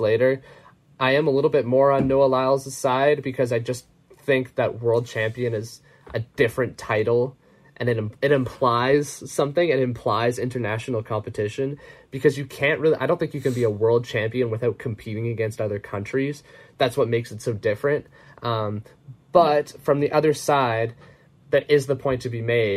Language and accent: English; Canada; speaking as a Canadian